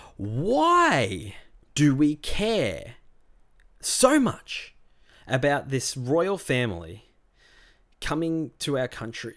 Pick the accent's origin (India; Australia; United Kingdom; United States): Australia; Rosebud, Victoria; I grew up on the Mornington Peninsula is the next question, um, down in Rosebud.